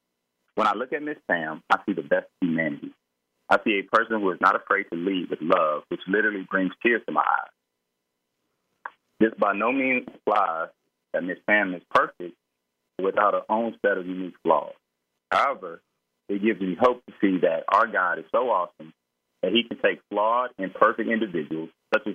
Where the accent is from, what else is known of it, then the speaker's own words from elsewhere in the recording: Florida, United States; And so we were headed to the Bahamas for a weekend because we're from Florida.